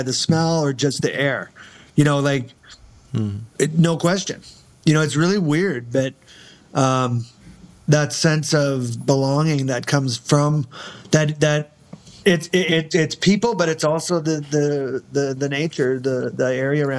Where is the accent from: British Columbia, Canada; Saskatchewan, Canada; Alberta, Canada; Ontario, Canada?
Saskatchewan, Canada; Southern; moved away; I grew up in Southern Saskatchewan